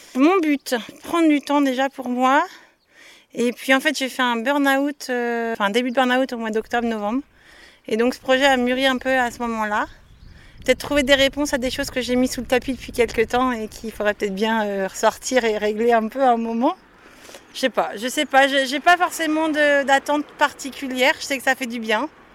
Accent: between Nantes and Saint-Nazaire, Pays de la Loire, France; Je suis de Nantes entre Nantes et Saint-Nazaire

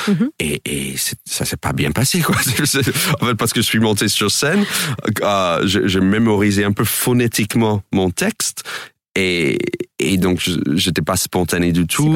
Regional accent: United States; French is a second language; moved away as an adult; now in France; en tant qu'Américain

